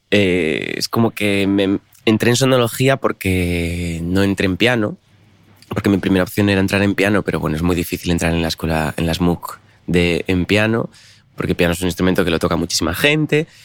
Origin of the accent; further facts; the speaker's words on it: Rodiezmo, Castile and León, Spain; En la casa donde estábamos de pequeños en, en Rodiezmo no había sofá ni había, había la cocina o un salón con sillas.